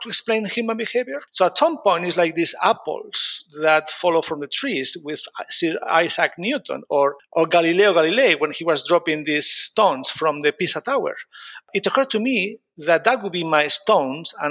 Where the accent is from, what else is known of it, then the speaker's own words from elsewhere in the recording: Spain; moved away as an adult; also born or lived in United States; now in London, United Kingdom; I grew up in Spain, but then I moved to the US to do my master and PhD